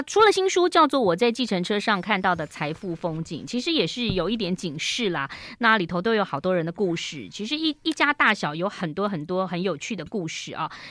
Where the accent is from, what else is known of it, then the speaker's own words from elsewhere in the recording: Taiwan; 我们台湾人好喜欢装潢哦